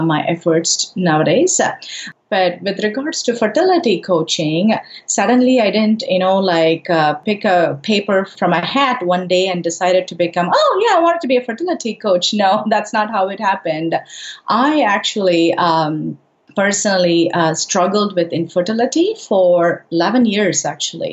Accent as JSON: {"language": "English", "country": "India", "moved": "yes", "said": "I'm originally from India"}